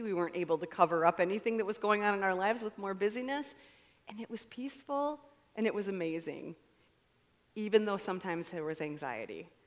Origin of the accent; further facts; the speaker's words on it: United States; I'm an American